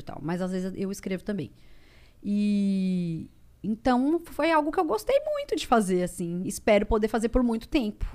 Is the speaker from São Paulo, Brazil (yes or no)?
yes; Ribeirão Preto, São Paulo, Brazil; moved away; eu sou de Ribeirão Preto